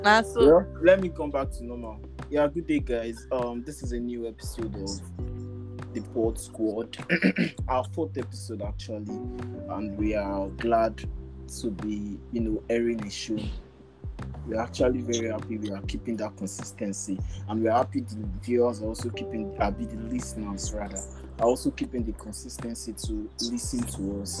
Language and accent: English; Lagos, Nigeria; I was born and bred in Lagos